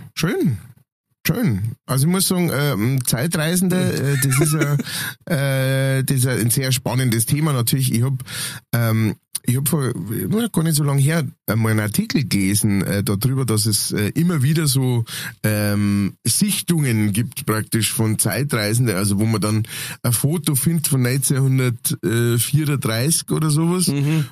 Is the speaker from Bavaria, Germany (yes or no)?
yes; Lower Bavaria, Germany; ich als Niederbayer